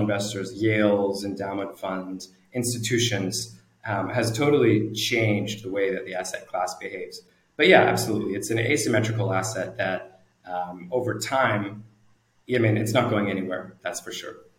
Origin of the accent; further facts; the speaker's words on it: Canada; moved away as an adult; also born or lived in New Zealand; now in Singapore; I'm originally Canadian. I uh, grew up in Canada, lived there for many years